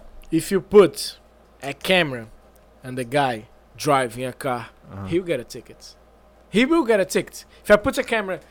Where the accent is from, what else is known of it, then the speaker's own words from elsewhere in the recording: Niterói, Rio de Janeiro, Brazil; moved away; From Niterói. It's a city in Rio State, right beside Rio City. It's 15 minutes.